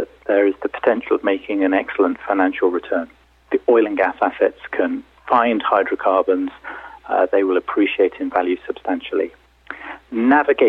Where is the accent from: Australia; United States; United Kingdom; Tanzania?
United Kingdom; also born or lived in London; I'm British, as you can tell from my dulcet tones. I'm based in London in the UK.